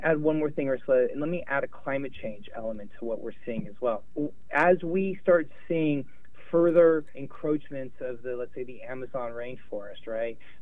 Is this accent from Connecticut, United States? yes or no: no; Los Angeles, California, United States; now in New Orleans, United States; I grew up in Los Angeles when I was a little boy